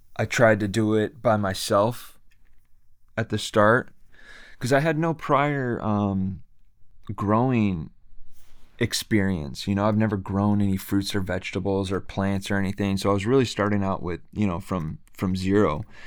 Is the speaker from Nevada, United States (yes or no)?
no; Bay Area, California, United States; also born or lived in Japan; I am from Bay Area, California